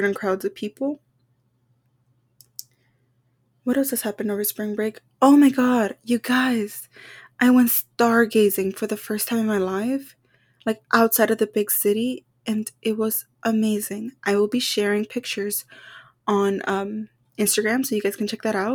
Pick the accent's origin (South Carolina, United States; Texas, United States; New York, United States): Texas, United States; we're from Texas